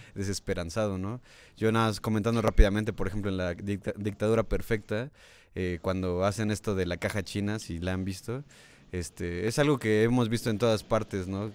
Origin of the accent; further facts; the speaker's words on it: Mexico; como mexicano